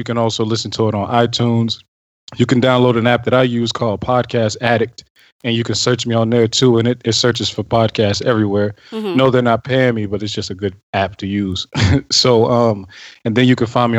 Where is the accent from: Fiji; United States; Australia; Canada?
United States; Ohio; I'm from Ohio.